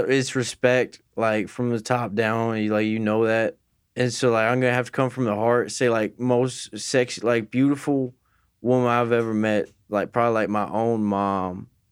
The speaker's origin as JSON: {"language": "English", "town": "Wooster", "region": "Ohio", "country": "United States", "tie": "born or raised there", "said": "I grew up in Worcester, Ohio"}